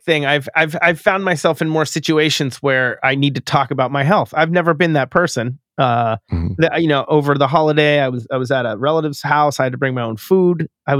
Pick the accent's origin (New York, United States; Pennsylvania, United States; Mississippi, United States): Pennsylvania, United States; Pittsburgh; I grew up in Pittsburgh, Pennsylvania. This was on the radio all the time.